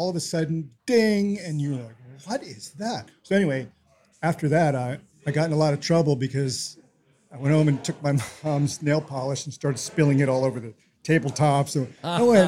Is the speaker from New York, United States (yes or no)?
yes; New York City, New York, United States; now in Tacoma, United States; I'm from New York City